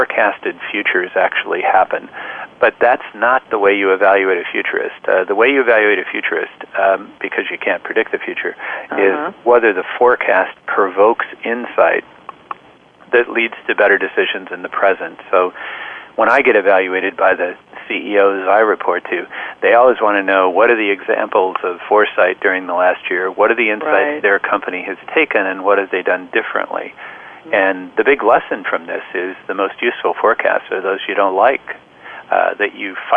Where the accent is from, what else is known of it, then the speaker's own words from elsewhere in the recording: Midwest, United States; moved away as an adult; also born or lived in Illinois; now in Bay Area, United States; I grew up in the Midwest and went to the University of Illinois